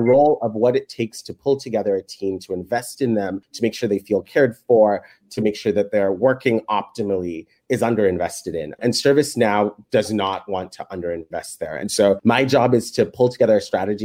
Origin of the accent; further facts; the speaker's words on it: Kenya; moved away as an adult; now in United States; I was born in Kenya